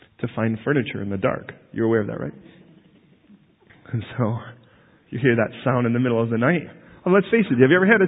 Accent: United States; now in London, United Kingdom; British people look at me as an American

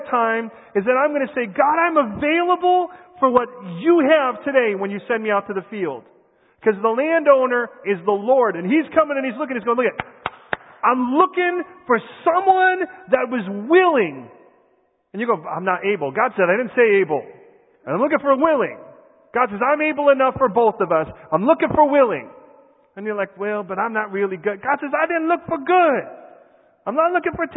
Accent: United States; I am American

